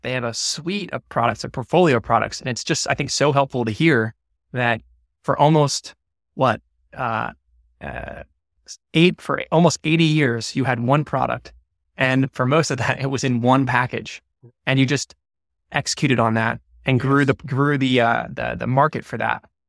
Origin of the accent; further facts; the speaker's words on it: Atlanta, Georgia, United States; I grew up in Atlanta